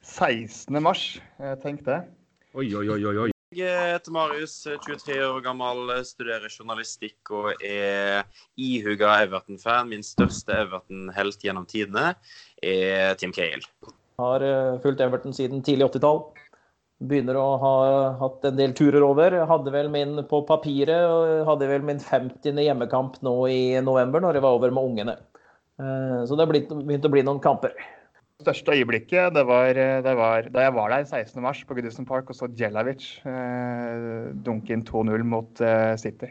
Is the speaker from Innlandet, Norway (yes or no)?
yes; Søndre Land, Innlandet, Norway; Jeg kommer fra Søndre Land